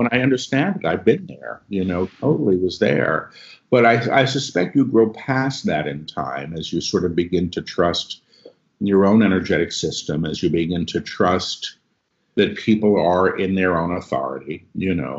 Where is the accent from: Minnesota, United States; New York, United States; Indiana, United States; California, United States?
New York, United States; I'm a New Yorker.